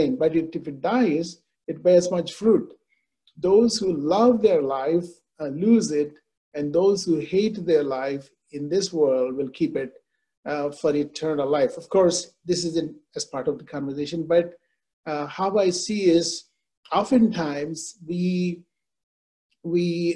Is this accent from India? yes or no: yes; India; I grew up in India